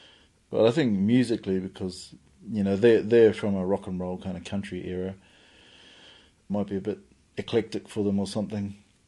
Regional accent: Whangarei, Northland, New Zealand; moved away as an adult; also born or lived in Wellington, New Zealand; now in Featherston, New Zealand; I grew up in Whangarei, ko Whangarei te tipuranga. No Tūhoe, I hope.

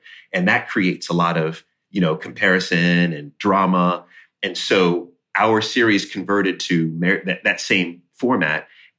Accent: Jamaica; I always say I'm Jamaican and I have 10 jobs.

